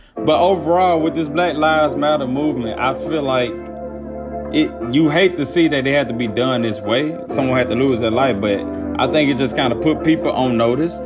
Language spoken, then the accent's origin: English; Alcorn, Mississippi, United States; I'm from Alcorn